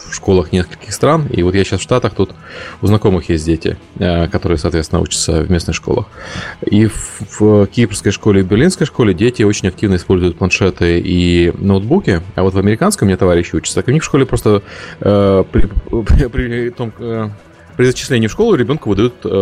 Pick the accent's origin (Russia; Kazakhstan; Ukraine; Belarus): Ukraine; Kyiv; Ну, я, я из Киева, поэтому там, наверное, все